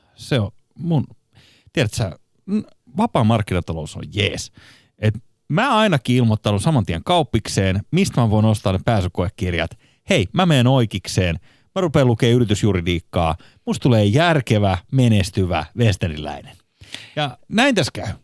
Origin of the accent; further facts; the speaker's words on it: Espoo, Uusimaa, Finland; itse olen Kirstinmäestä, eli voisi sanoa, että Espoon keskuksen viereisestä